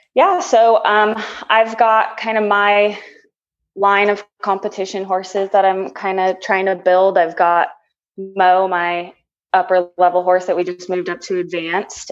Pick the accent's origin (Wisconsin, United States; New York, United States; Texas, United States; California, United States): Texas, United States; Keller; also born or lived in Phoenix, Arizona; And then I moved to Keller, Texas in fourth grade